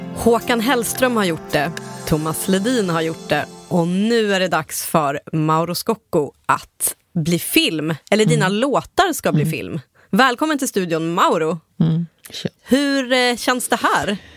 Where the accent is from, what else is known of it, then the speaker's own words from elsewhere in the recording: Ångermanland, Sweden; jag kommer själv från Ångermanland